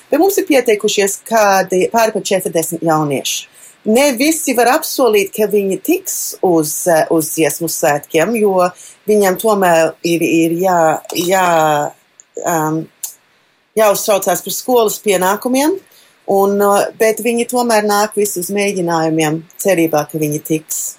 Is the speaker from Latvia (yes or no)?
no; Melbourne, Victoria, Australia; Austrālijas jauniešu kora koordinātore. Dzimu Melburnā, Trešā no četrām meitām, mani trīs dēli, viens dzīvo Latvijā